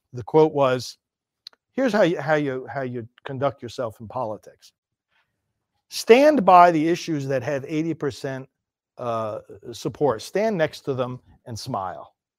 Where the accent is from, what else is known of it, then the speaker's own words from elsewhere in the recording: United States; I'm an American citizen